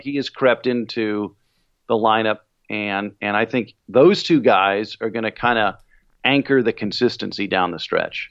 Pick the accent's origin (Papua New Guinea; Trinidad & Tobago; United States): United States; Bay Area, California; I grew up in the Bay Area